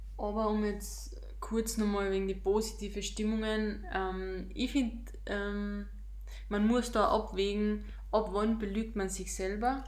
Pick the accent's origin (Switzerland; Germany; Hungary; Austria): Austria; wir als Österreicher